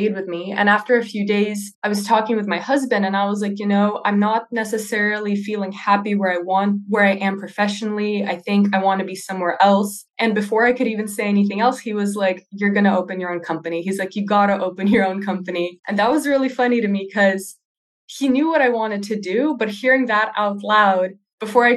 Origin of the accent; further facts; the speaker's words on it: California, United States; moved away as an adult; also born or lived in Russia; now in Netherlands; I was born in Russia, but I was raised in California in the US.